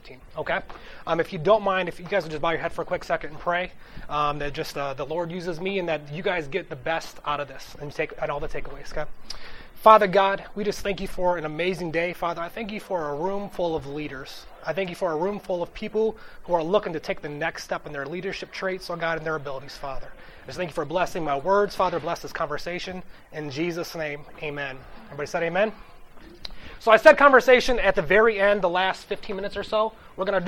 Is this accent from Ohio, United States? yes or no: yes; Toledo, Ohio, United States; moved away as an adult; also born or lived in Youngstown, Ohio; I grew up in Toledo